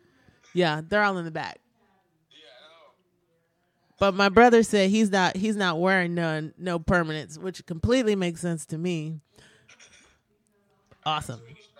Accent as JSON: {"language": "English", "region": "Midwest", "country": "United States", "said": "Oh, fair enough. We're from the Midwest."}